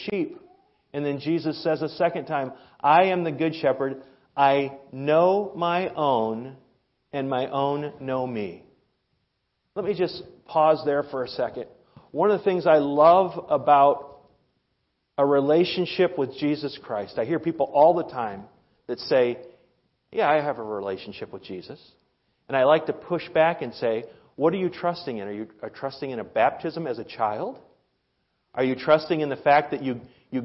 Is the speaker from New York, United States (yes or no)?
no; Iowa, United States; now in Rib Mountain, United States; I'm from Iowa, where the highest point is a overpass